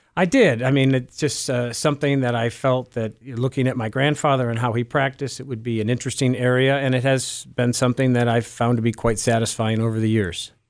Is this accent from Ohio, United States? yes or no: yes; Cleveland, Ohio, United States; also born or lived in Geauga County, Ohio; I am Cleveland uh, born and bred. Um, I my uh, formative years were in Cleveland Heights, where I live now uh, as well